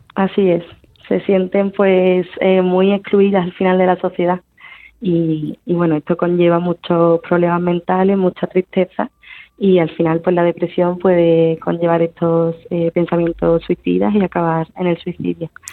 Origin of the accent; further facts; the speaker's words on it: Seville, Andalusia, Spain; soy sevillana